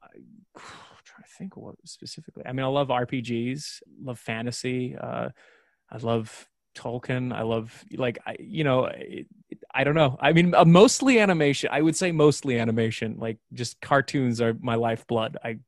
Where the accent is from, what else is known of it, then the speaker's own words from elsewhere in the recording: Australia; accent: mixed Irish-Australian; You know, like my accent, even back in Australia, was very bastardized and mixed and weird.